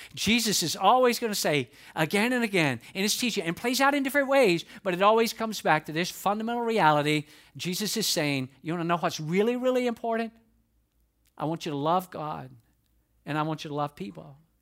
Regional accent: Atlanta, Georgia, United States; accent: Southern drawl; I'm from the South. I'm from Atlanta, Georgia. That is no secret. I have a Southern drawl

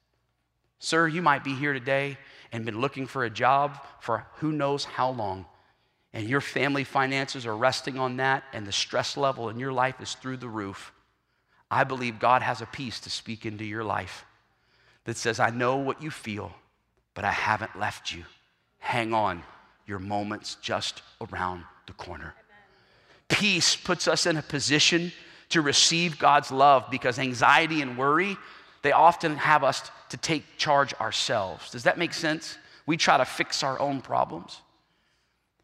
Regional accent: South Carolina, United States; I'm from South Carolina

